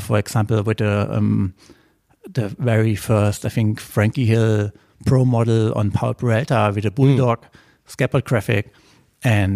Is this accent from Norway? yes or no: no; Germany; I grew up on the German countryside, in a very small village with 600 inhabitants